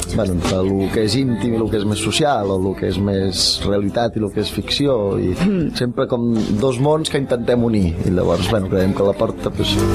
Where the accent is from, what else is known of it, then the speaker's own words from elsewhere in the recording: Barcelona, Catalonia, Spain; now in Sant Cugat, Spain; sóc de Barcelona, però estic vivint a Sant Cugat